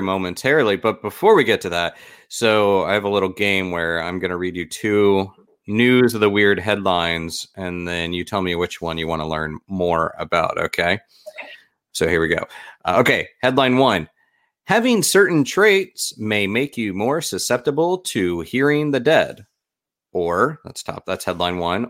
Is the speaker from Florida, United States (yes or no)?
yes; Florida, United States; born or raised there